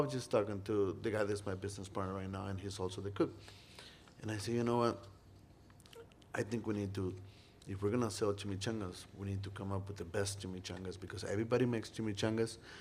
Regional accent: Monterrey, Nuevo León, Mexico; now in Iowa City, United States; I was from Monterrey and we're known for grilling steaks

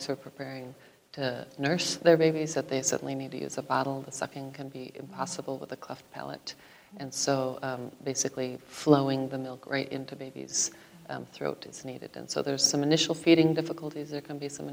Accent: Iowa, United States; I was born here in Iowa.

